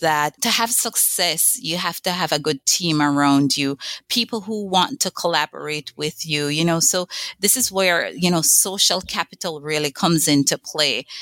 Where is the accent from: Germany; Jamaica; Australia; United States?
Jamaica; moved away as an adult; I grew up on an island in the Caribbean, Jamaica